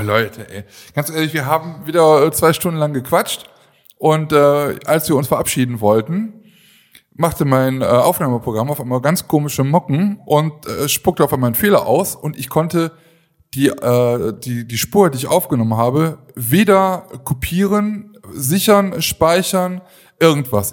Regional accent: Aachen, North Rhine-Westphalia, Germany; Ich komme ja aus Aachen

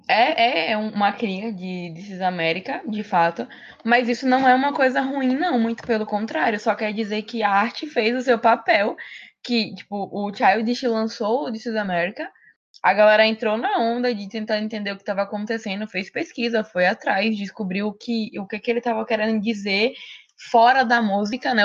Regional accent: Brazil; estudantes, enquanto brasileiros

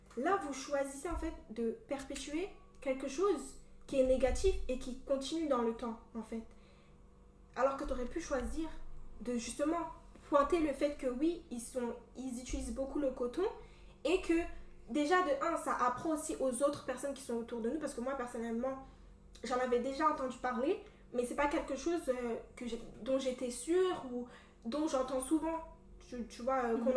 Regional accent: Cameroon; accent: Cameroonian; je suis camerounaise

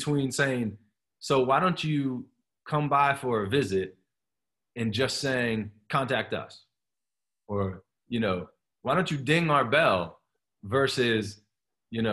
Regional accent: Columbus, Ohio, United States; now in Pennsylvania, United States; that's where I grew up in Columbus.

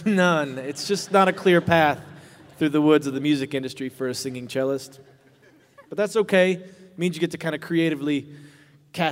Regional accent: Kentucky, United States; Growing up in Kentucky, I started playing the cello when I was 9 years old in public schools.

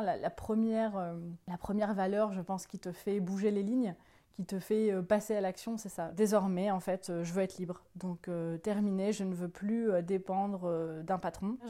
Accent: northern France, France; Je viens du, euh, nord de la France

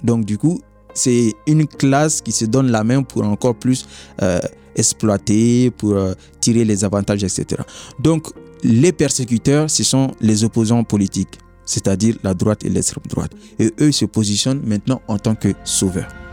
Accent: Mali; moved away as an adult; now in France; je viens du Mali

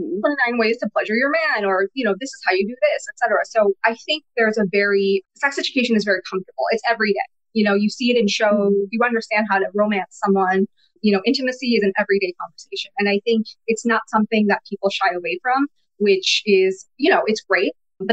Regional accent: New York City, New York, United States; first language Bengali; English is a second language; also born or lived in Bangladesh; I am a lifelong New Yorker. I was born in Bangladesh, and I lived in Queens for most of my life.

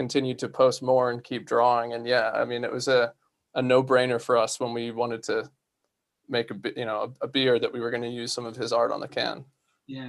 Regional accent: United States; moved away; you guys could probably tell from my accent that I'm not originally from these parts. So I grew up in the US

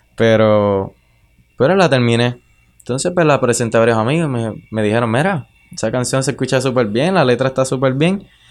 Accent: Utuado, Puerto Rico; Yo soy de Caunilla y Cañón Blanco queda allí

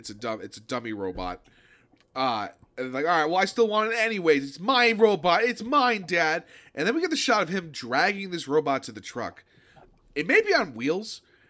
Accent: Boston, Massachusetts, United States; Listen, I grew up in Boston. That's what we did, okay?

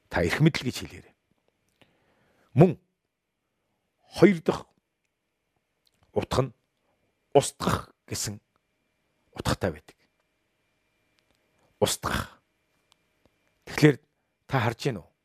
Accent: Mongolia; Бид бүгдээрээ Монголын иргэн. Миний сэтгэл санаа ямар байхаагаас үл шалтгаалan би Монголын иргэн хэвээрээ л байна.

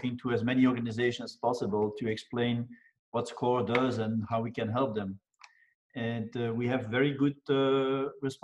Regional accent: Belgium; now in Houston, United States; I was born and raised in Belgium

